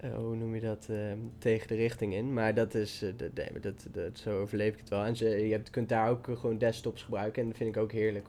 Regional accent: Dieren, Gelderland, Netherlands; waar ik vandaan kom, dieren

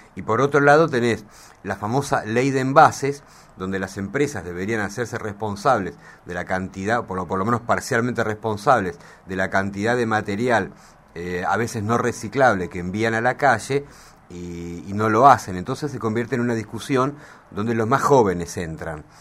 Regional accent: Argentina

